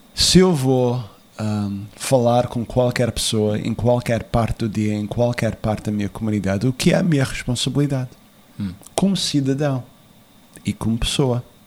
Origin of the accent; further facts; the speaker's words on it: United States; also born or lived in Azores; eu nasci nos Estados Unidos